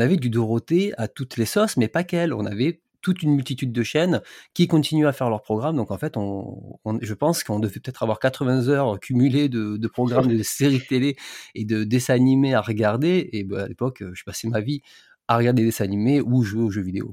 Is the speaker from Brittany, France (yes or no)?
no; Alès, Occitania, France; moved away; moi je suis du sud, euh, suis dans le, je suis dans le Gard et je suis d'origine d'Alès